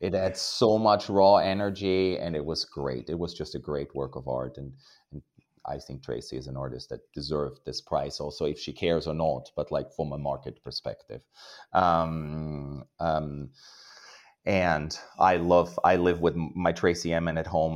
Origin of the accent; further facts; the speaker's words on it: Austria; now in New York, United States; I was raised in Austria